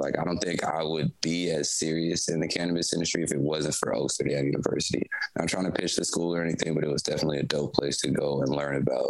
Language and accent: English; Chicago, Illinois, United States; also born or lived in San Francisco Bay Area, California; Yes, I'm from Illinois. So I was born in Chicago, but my parents split up when I was like two. So my mom moved to California. So I grew up between the Bay Area